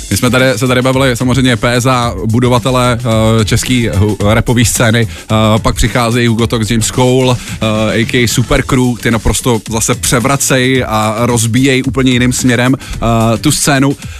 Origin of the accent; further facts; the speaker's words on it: Prague, Czechia; jsem Pražák